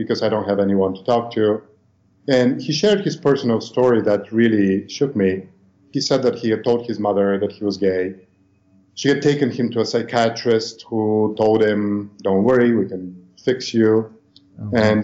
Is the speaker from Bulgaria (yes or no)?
yes; Bulgaria; moved away; also born or lived in United States / Australia / New York; I was born in Bulgaria, but I left many years ago